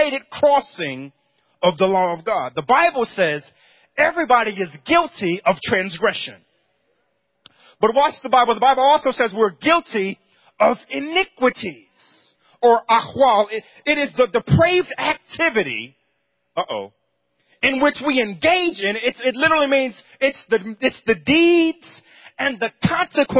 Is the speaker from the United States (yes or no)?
yes; New York, United States; Growing up in New York